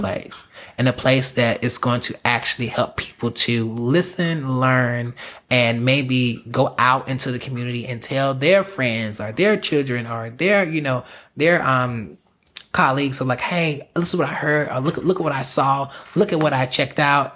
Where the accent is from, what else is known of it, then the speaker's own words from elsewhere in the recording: South Carolina, United States; moved away as an adult; now in Los Angeles, United States; I'm from South Carolina.